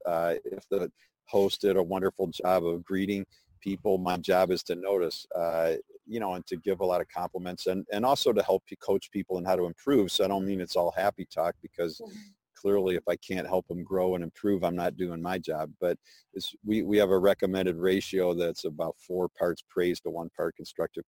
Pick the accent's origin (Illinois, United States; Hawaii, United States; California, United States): Illinois, United States; Chicago; I grew up in Chicago